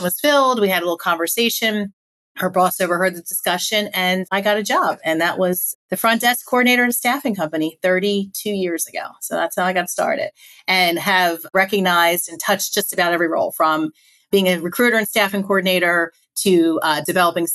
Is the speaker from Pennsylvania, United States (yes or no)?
yes; Philadelphia, Pennsylvania, United States; moved away as an adult; also born or lived in Virginia; I was living, born and raised in Philadelphia, moved down to Virginia